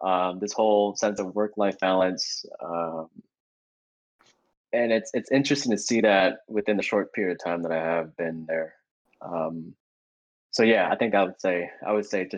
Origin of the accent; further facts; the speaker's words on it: Portland, Oregon, United States; born and raised in Portland. Grew up in the West throughout my life.